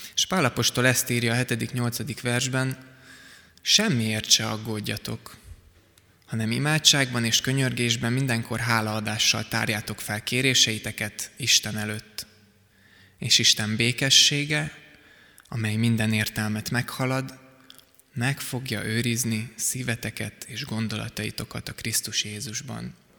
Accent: Szigetszentmiklós, Pest, Hungary; a Sziget-Szent Miklósi gyülekezetben, ahol korábban voltam, nőttem föl

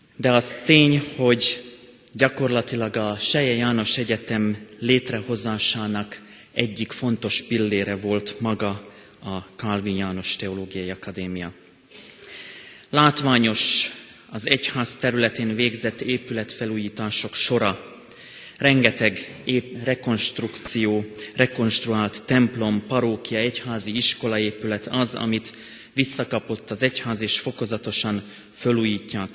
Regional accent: Slovakia; moved away as an adult; now in Hungary; én még ottaninak is érzem magam. Ott születtem, életem jelenleg még nagyobbik részét ott éltem le.

